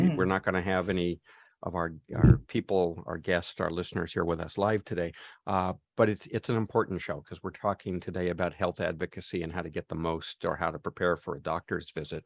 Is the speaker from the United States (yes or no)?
yes; Redlands, California, United States; here in my hometown of Redlands, the Kimberly Crest building